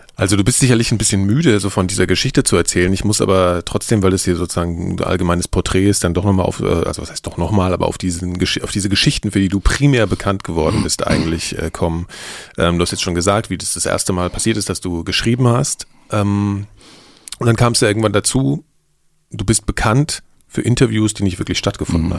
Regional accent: Berlin, Germany; ich war so selbst als Berliner

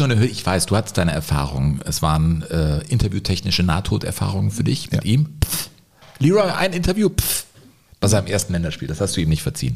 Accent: Cologne, North Rhine-Westphalia, Germany; komme ich als gebürtiger Kölner

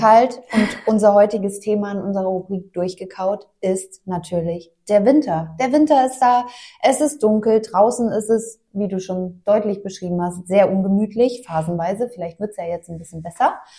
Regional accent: Mainz, Rhineland-Palatinate, Germany; moved away; ich komme ja gebürtig aus Mainz

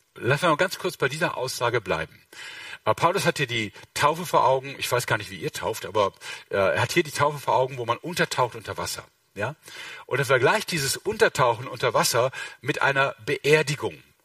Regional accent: Mönchengladbach, North Rhine-Westphalia, Germany; Ich komme aus Mönchengladbach

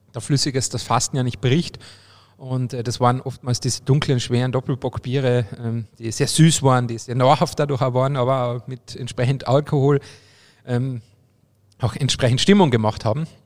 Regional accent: Obervellach, Carinthia, Austria; mein, mein Heimatort Obervellach im Mölltal ist ja eine Partnergemeinde

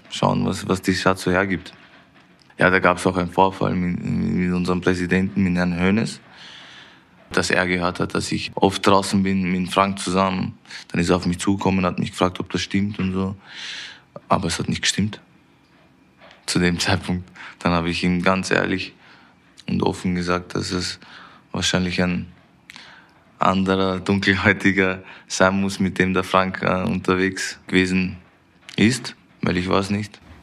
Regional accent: Vienna, Austria; moved away as an adult; now in Munich, Germany; wo ich aufgewachsen bin in Wien

